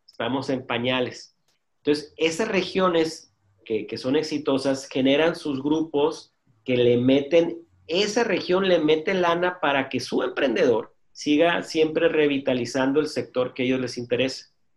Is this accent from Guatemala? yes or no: no; Mexicali, Baja California, Mexico; aquí soy de Mexicali y hay comida china muy buena